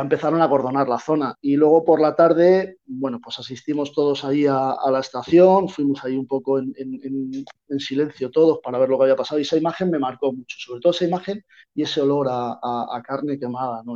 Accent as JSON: {"language": "Spanish", "town": "Madrid", "region": "Community of Madrid", "country": "Spain", "moved": "yes", "lives_now": "Málaga, Spain", "said": "yo soy de Madrid."}